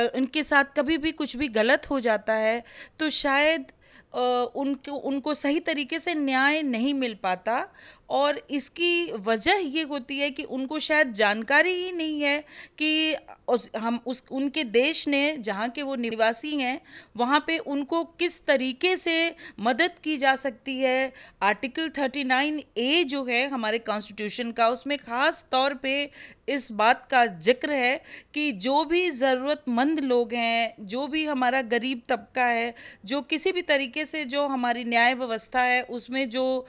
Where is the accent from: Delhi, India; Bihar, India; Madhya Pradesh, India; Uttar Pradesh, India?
Bihar, India; मैं बिहार से आती हूँ